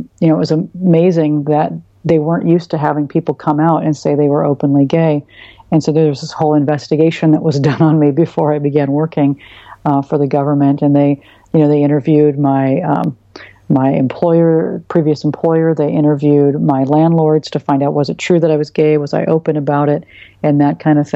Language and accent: English; Oregon, United States; my suburban town that I grew up in Oregon